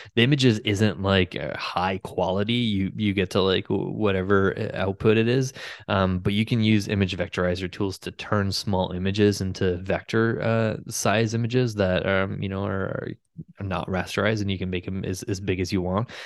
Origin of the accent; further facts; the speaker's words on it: Ottawa, Ontario, Canada; Ottawa in my hometown